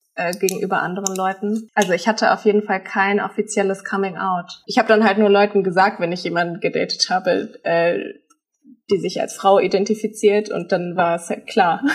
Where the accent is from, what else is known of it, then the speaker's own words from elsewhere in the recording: Germany; ich bin in Deutschland aufgewachsen